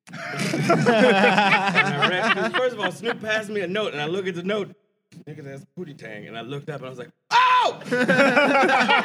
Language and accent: English; East Coast, United States; I'm from the East Coast